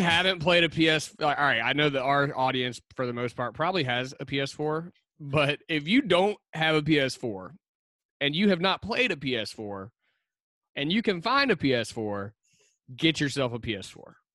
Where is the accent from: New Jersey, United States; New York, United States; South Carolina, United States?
South Carolina, United States; Lugoff; I grew up here in Lugoff, South Carolina